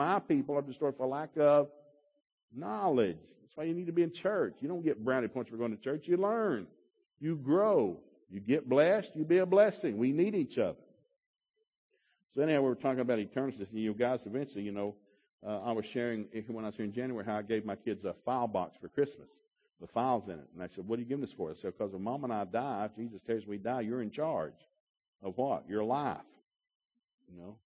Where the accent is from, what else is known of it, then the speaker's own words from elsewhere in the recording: Ducktown, Tennessee, United States; when I grew up in Ducktown